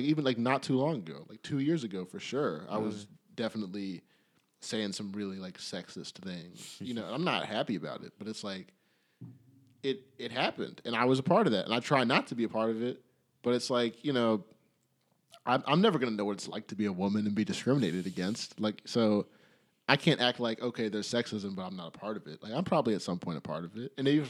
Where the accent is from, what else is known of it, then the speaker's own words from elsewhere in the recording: Canada; I'm from Canada